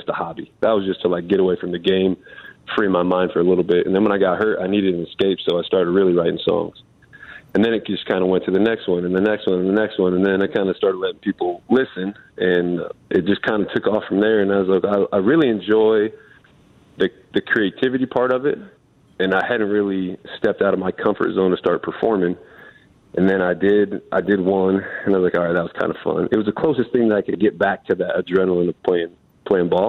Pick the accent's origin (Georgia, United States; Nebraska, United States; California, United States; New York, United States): Nebraska, United States; I grew up in Nebraska